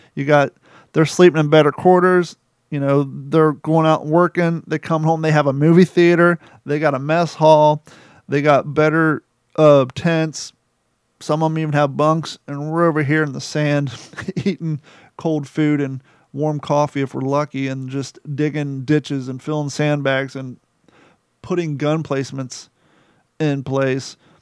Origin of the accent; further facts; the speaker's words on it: Rickenbacker Air Force Base, Ohio, United States; Growing up in Ohio in Rickenbacker Air Force Base